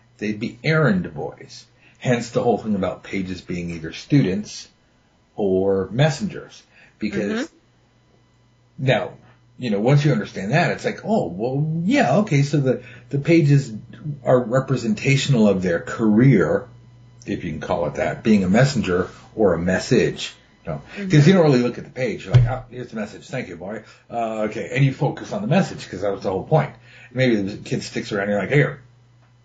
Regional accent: United States; I'm from America

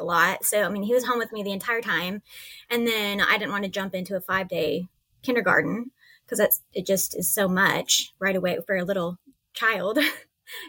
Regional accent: East Texas, United States; moved away as an adult; I'm from East Texas

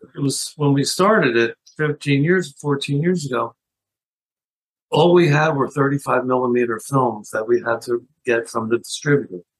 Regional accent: Philadelphia, Pennsylvania, United States; growing up in Philadelphia, I ended up also being a news junkie

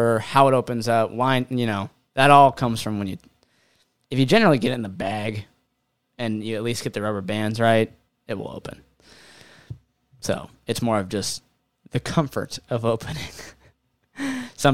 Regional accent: Cincinnati, Ohio, United States; we're from Ohio, Cincinnati area

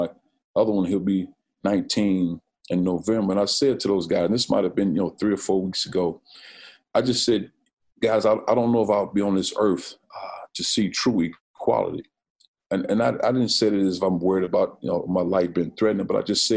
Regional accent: East St. Louis, Illinois, United States; moved away as an adult; growing up in East St. Louis

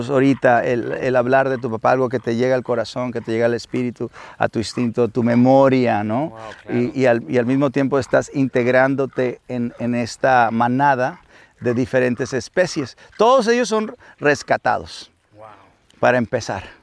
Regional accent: Sinaloa, Mexico; como mexicano … como sinaloense … como hijo … como papá, como amigo, esa parte que también soy

